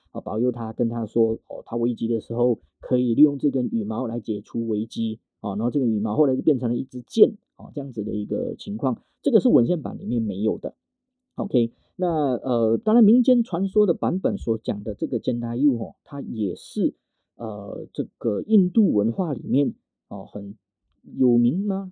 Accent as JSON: {"language": "Chinese", "country": "Malaysia", "said": "我们马来西亚这边，绝大部分都是，呃，福建人，哦，或者是所谓的广东人"}